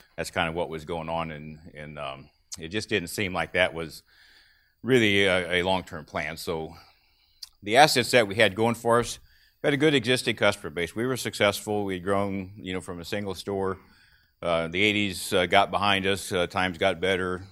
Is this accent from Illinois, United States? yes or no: yes; Clinton County, Illinois, United States; I grew up in Clinton County, Illinois